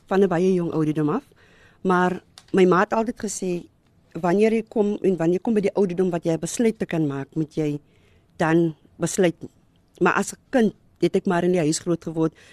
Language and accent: Afrikaans; Bishop Lavis, Western Cape, South Africa; Ja, ek het opgegroei in Bishop Lywes.